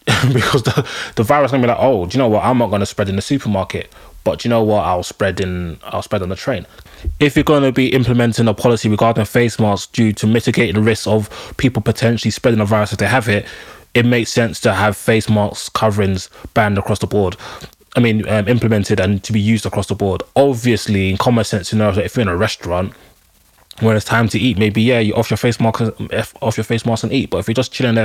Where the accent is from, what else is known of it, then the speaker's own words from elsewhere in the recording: London, United Kingdom; being a Londoner